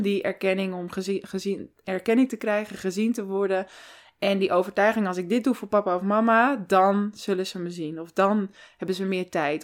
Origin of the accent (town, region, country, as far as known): Amsterdam, North Holland, Netherlands; born or raised there; also born or lived in Santa Marta, Colombia / Taganga, Colombia / Dordrecht